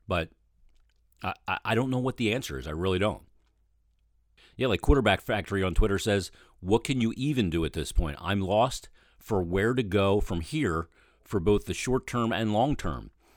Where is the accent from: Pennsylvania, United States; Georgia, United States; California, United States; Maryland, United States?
Pennsylvania, United States; Philadelphia; also born or lived in Delaware County, Pennsylvania / Chester County, Pennsylvania / West Chester, Pennsylvania; I grew up in Philadelphia, in Delaware County, and then in Chester County.